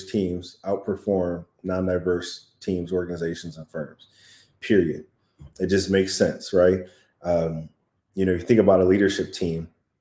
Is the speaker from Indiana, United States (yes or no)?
yes; South Bend, Indiana, United States; I grew up primarily in South Bend, Indiana, right down the street from Notre Dame